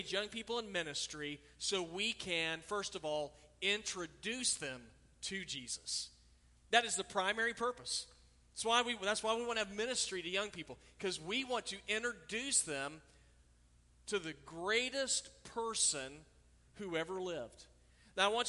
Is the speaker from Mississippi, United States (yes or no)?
no; Oklahoma, United States; now in South Carolina, United States; when I was a kid, I grew up in Oklahoma.